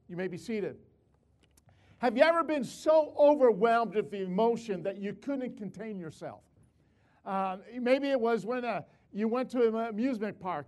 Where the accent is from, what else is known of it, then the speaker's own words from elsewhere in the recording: Chicago, Illinois, United States; moved away; also born or lived in West Palmdale; I'm from Chicago. In Chicago, there's no mountains